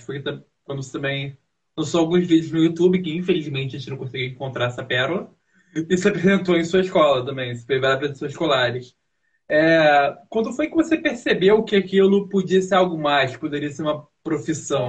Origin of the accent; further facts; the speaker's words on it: Rio de Janeiro, Brazil; now in São Paulo, Brazil; eu sou do Rio de Janeiro